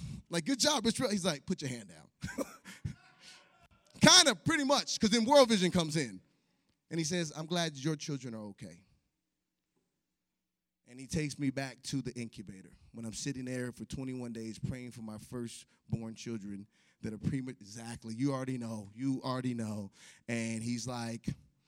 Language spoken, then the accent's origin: English; Chicago, Illinois, United States; moved away; I grew up in Chicago